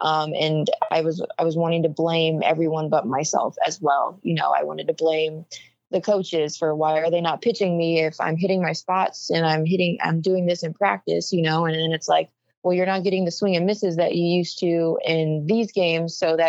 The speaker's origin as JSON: {"language": "English", "region": "Oregon", "country": "United States", "said": "Well, I'm the kid from Oregon that pitched all those innings in 2019."}